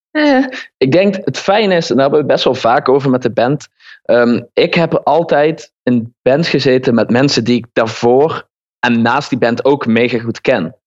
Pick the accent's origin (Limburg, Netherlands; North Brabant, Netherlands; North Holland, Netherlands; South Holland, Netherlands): Limburg, Netherlands; Horst; accent: Limburg; Origineel kom ik uit Horst aan de Maas, een dorp Horst.